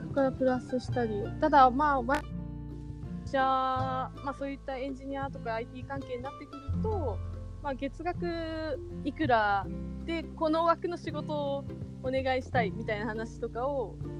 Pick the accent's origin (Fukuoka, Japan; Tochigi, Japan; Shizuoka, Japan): Fukuoka, Japan; now in Tokyo, Japan; 私もともと福岡出身なんですけども